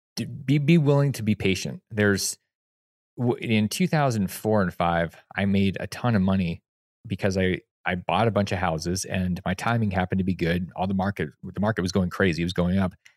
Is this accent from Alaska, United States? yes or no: yes; Alaska, United States; moved away; I came from Alaska